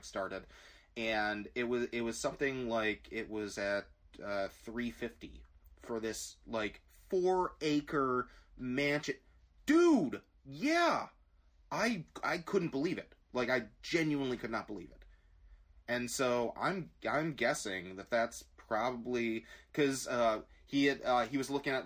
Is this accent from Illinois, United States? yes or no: yes; Glen Ellyn, Illinois, United States; we grew up in Glen Ellen